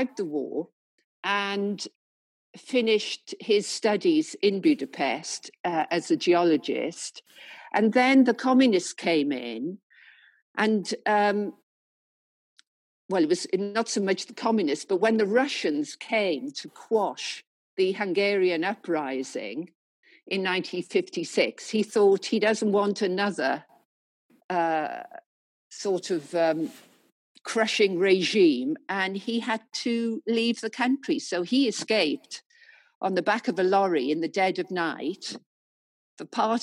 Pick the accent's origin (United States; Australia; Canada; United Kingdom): United Kingdom; the Welsh Valleys, Wales; moved away as an adult; now in London, United Kingdom; I've lived all my life, working life in London, I came originally from Wales, from the Welsh Valleys, you know, father a miner